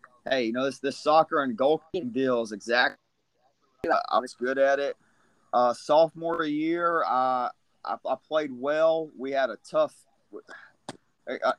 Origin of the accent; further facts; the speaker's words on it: Leesburg, Georgia, United States; the area I grew up in Leesburg, Georgia